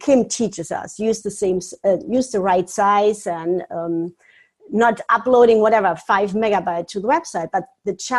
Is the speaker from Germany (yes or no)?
yes; Germany; now in Florida, United States; I'm originally from Germany. I live now in beautiful Florida